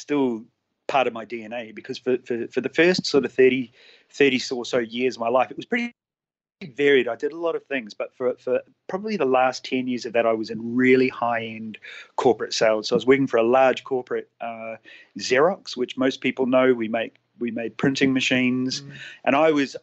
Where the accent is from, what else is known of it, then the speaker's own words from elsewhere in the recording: Auckland, New Zealand; moved away as an adult; now in Adelaide, Australia; I'm originally from New Zealand, so I grew up in Auckland. I moved to Australia 10 years ago